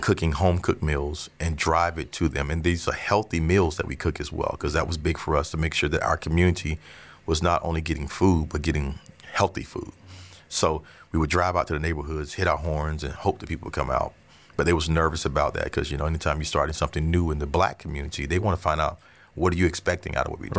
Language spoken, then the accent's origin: English; Orlando, Florida, United States; also born or lived in Avon Park, Florida; I'm from Avon Park, Florida, but I came here in third grade